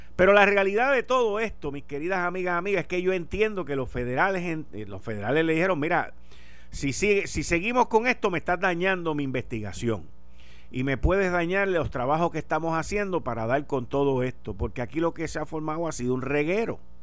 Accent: Puerto Rico; Somos una isla caribeña

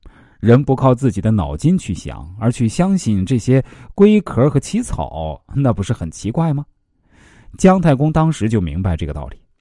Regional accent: China; 我们中国人不以成败论英雄啊，最典型的例子就是关公。

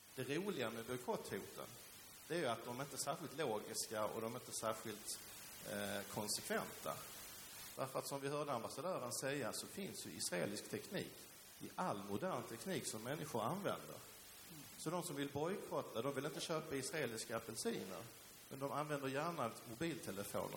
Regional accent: Sweden; also born or lived in Helsingborg; därför är Sverige naturligtvis mitt hemland. Jag är svensk medborgare

